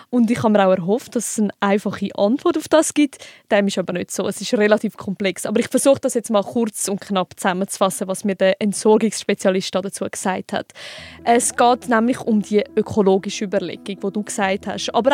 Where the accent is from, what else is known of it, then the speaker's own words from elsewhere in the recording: Switzerland; bei uns in der Schweiz